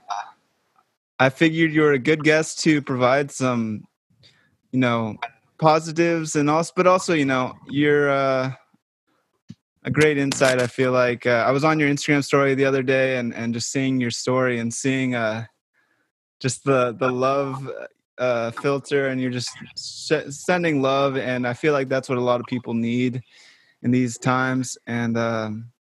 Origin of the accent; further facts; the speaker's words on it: Monterey, California, United States; my hometown of Monterey